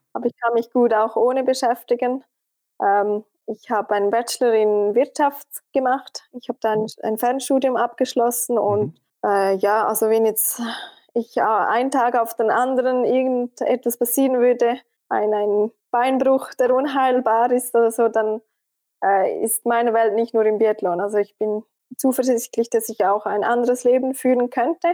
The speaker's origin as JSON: {"language": "German", "country": "Switzerland", "said": "als Schweizerin"}